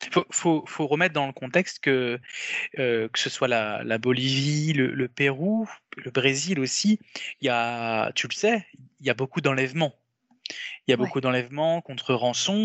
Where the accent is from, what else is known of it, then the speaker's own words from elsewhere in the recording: France; on est européens, on est français